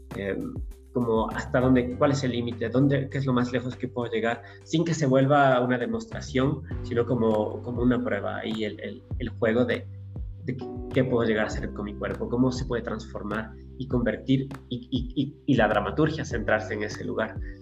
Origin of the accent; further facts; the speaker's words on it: Ecuador; moved away as an adult; also born or lived in Europe; habían pasado ya ocho años desde que me había ido de Ecuador